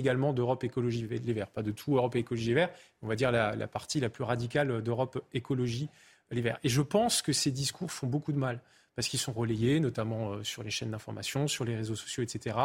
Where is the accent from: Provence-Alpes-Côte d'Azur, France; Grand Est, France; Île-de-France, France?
Grand Est, France; Alsace; chez moi en Alsace